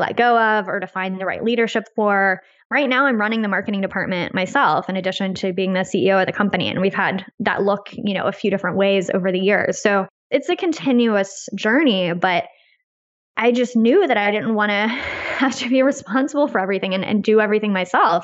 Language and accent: English; United States; as an American